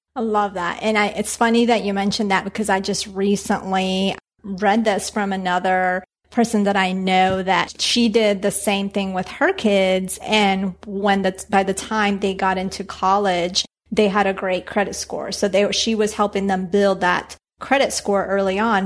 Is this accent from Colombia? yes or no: yes; Bogota, Bogotá Capital District, Colombia; now in Washington, D.C. area, United States; I was born in Colombia, in Bogota